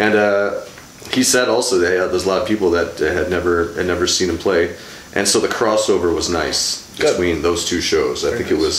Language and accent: English; New London, Wisconsin, United States; New London, Wisconsin.